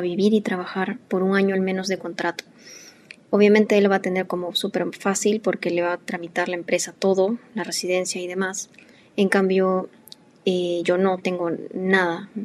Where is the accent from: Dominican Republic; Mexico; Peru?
Peru; nosotros somos de Perú